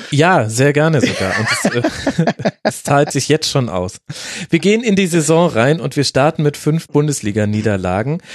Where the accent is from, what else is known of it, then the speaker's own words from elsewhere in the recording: Bavaria, Germany; als Bayer